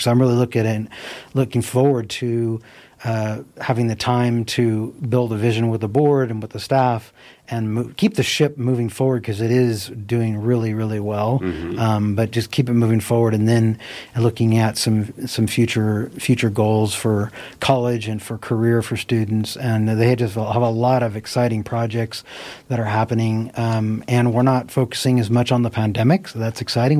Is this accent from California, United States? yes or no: yes; Nevada City, California, United States; also born or lived in Sacramento; I grew up on Banner Mountain, and then um, and then we moved to Ridge Road when I was ten years old